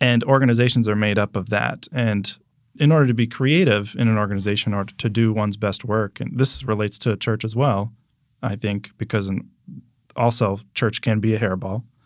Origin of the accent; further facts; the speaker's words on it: Pennsylvania, United States; also born or lived in New Jersey / Michigan; now in Orlando, United States; I grew up in Pennsylvania